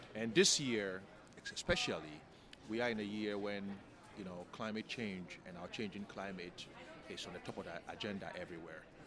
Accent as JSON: {"language": "English", "country": "Ghana", "tie": "born or raised there", "said": "growing up in Ghana"}